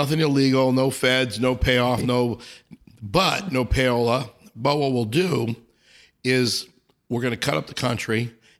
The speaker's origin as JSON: {"language": "English", "town": "Los Angeles", "region": "California", "country": "United States", "tie": "born or raised there", "said": "I grew up in Encino."}